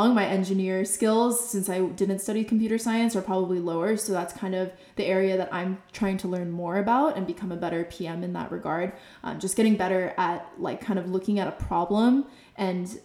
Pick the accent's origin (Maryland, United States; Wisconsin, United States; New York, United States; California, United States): California, United States; Bay Area; I grew up in the Bay Area, so I was surrounded by tech